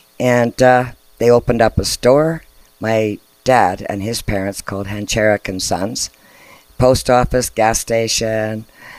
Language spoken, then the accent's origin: English; Sexsmith, Alberta, Canada; Well, I was born in Sexsmith up by Grand Prairie in 1951. Mm-hmm. And to a Polish family, my mom, dad, both Polish.